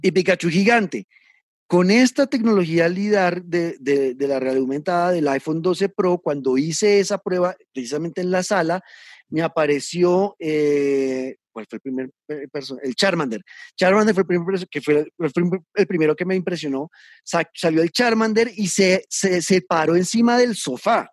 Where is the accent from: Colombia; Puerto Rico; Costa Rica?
Colombia